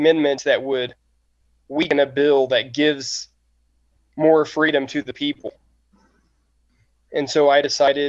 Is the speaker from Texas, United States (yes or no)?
yes; East Texas, United States; moved away as an adult; now in Rawlins, United States; I came from the Pine Woods of East Texas and moved here to give myself and my family a better life